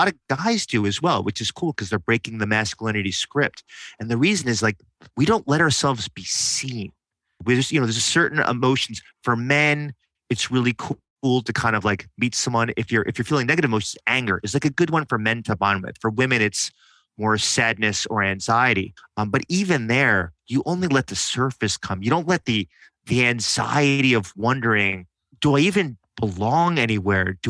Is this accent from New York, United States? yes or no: yes; New York, United States; Growing up in New York